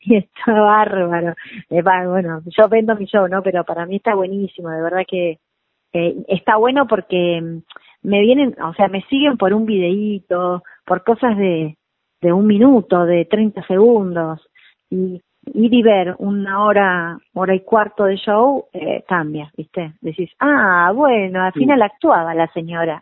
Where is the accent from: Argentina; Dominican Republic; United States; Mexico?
Argentina; Mar del Plata, Buenos Aires Province; moved away; yo soy de Mar de Plata